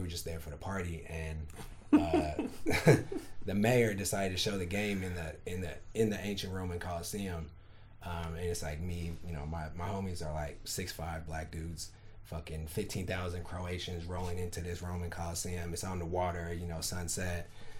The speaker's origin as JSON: {"language": "English", "town": "Oakland", "region": "California", "country": "United States", "said": "Oakland, California."}